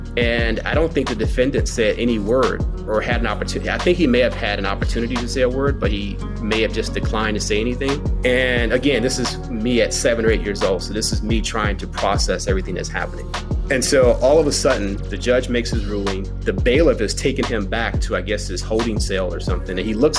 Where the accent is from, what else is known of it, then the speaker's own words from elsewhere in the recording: Virginia, United States; also born or lived in Richmond, Virginia / North Carolina; now in Los Angeles, United States; I'm actually from the East Coast. Well, I was born in Richmond, Virginia, grew up between Virginia and North Carolina.